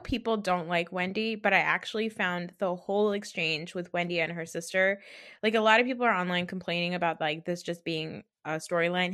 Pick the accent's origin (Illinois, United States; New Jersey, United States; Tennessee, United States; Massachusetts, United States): New Jersey, United States; I'm from New Jersey. I've grown up around a lot